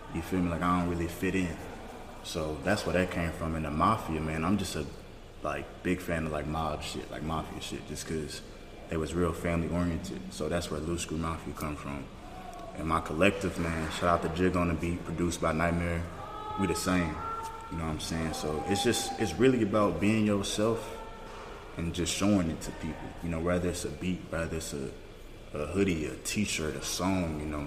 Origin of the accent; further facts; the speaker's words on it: Louisiana, United States; moved away; my hometown in Louisiana